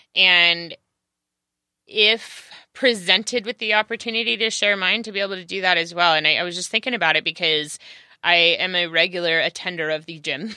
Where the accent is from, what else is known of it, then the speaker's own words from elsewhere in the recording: California, United States; also born or lived in Los Angeles; I am native Cal, to California